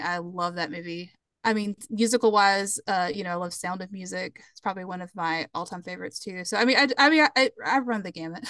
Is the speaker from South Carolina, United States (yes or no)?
yes; just below Charlotte, South Carolina, United States; I grew up just below Charlotte